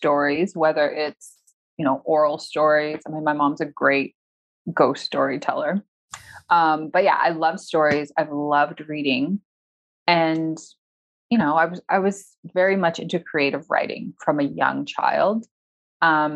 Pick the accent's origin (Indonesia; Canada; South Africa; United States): Canada; Toronto, Ontario; moved away as an adult; I'm back in my hometown of Toronto, Canada